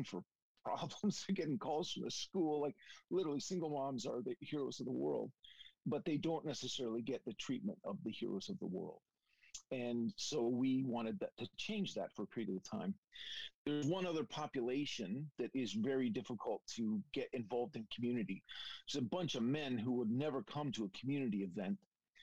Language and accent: English; Welland, Ontario, Canada; moved away; my hometown in Canada. If you can imagine that, Welland